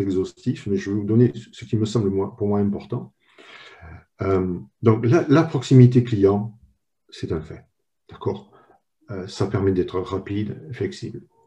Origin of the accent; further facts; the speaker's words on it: France; moved away as an adult; now in United States; je, suis le troisième et pour le moment unique personne française travaillant à Nicomatique